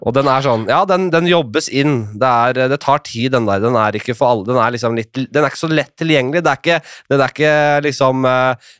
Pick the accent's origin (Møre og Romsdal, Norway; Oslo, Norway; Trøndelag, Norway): Oslo, Norway; da jeg vokste opp på Nordstrand